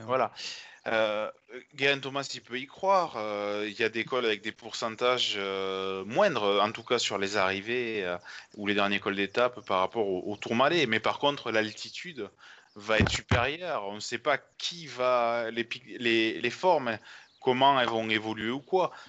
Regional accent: France; en tant que Français

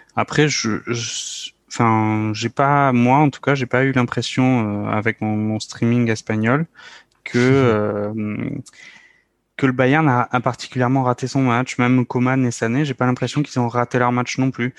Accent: France; nous, en tant que Français

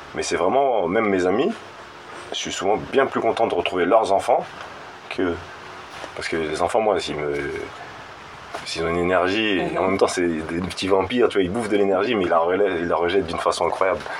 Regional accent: Maurepas, Île-de-France, France; now in Élancourt, France; je suis pas d'Elancourt, je suis de Morpa, juste à côté, aux Friches, le quartier des Friches

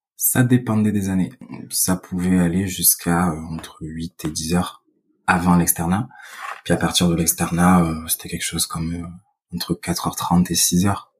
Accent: Vitrolles, Provence-Alpes-Côte d'Azur, France; accent: southern French; moved away as an adult; now in Paris, France; je suppose que ça s'entend, mais je suis originaire du sud de la France, euh, plus exactement Vitrolles

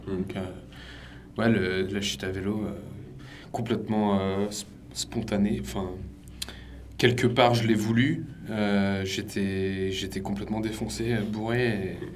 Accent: Jersey; moved away; also born or lived in Vendée; moi je suis de Jersey, britannique.

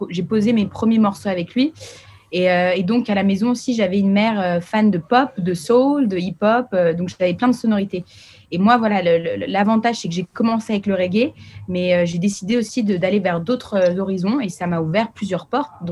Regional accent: Paris, Île-de-France, France; also born or lived in Geneva, Switzerland; Ah bah oui, moi je, je suis parisienne genevoise

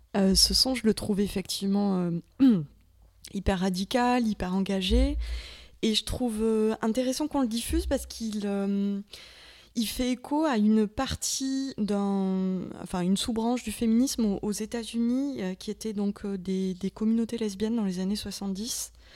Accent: the South, southern France, France; accent: southern (sudiste); mon accent anglais, euh, terriblement sudiste

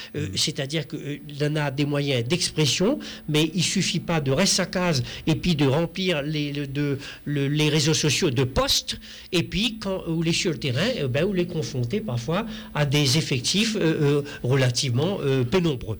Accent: Réunion; en tant que réunionnais

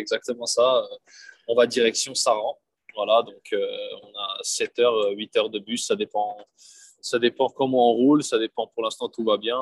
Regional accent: Bern, Switzerland; moved away as an adult; also born or lived in Lyon, France / Montpellier, France / Schaffhausen, Switzerland; now in Chambéry, France; j'ai déménagé assez vite en Suisse, où j'ai grandi, où j'ai passé ben, toute mon enfance, toute mon adolescence

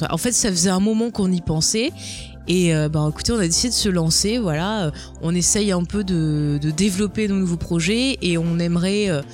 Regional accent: south of France, France; accent: southern; avec mon magnifique accent euh, bien du sud

